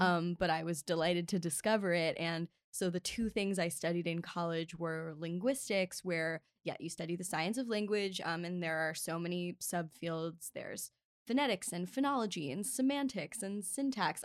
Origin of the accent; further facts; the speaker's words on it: Baltimore, Maryland, United States; now in Los Angeles, United States; I was born and raised in Baltimore